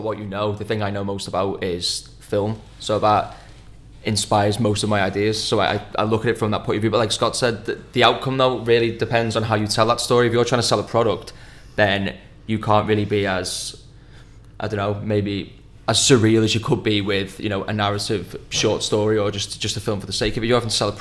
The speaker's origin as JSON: {"language": "English", "town": "Skelmersdale", "region": "North West England", "country": "United Kingdom", "moved": "yes", "lives_now": "London, United Kingdom", "said": "we're from Skem, a small little town, and that's just, you know, the north"}